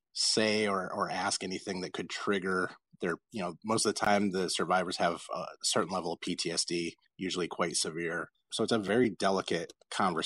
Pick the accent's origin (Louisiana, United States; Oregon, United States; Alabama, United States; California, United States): California, United States; Los Angeles; born or raised there